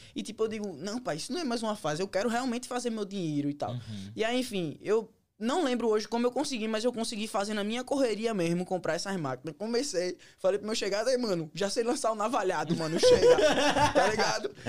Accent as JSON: {"language": "Portuguese", "region": "Pernambuco", "country": "Brazil", "moved": "as an adult", "lives_now": "United States", "said": "Na realidade, eu vim de Pernambuco."}